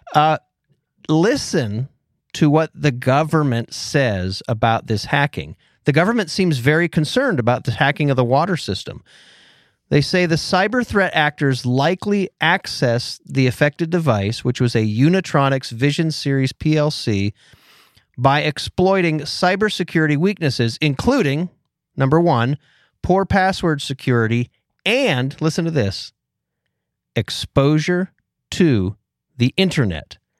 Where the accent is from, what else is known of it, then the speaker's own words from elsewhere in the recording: Pennsylvania, United States; I'm born and raised in Pennsylvania